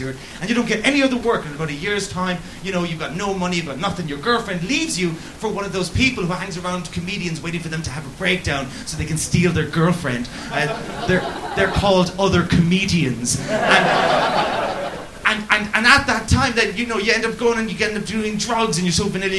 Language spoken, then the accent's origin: English; Cork, Munster, Ireland; I grew up in Cork, where every woman was called Mary.